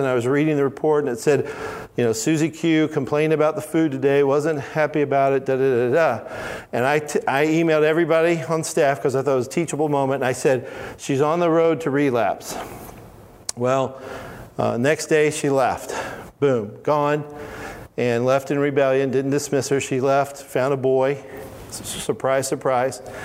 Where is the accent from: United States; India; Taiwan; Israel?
United States; Alabama; I'm from Alabama. In Alabama, we say all of y'all.